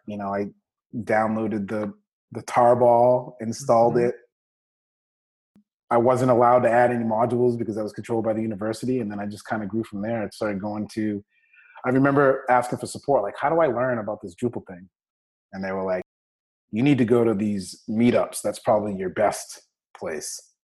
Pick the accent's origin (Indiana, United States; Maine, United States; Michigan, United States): Maine, United States; Bangor; I'm originally from Bangor, Maine. So I grew up in the whitest state in the country, believe it or not.